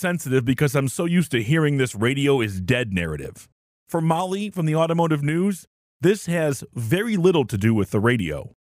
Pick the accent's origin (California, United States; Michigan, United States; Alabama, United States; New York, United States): Michigan, United States; Detroit; Growing up in Detroit in the 80s and 90s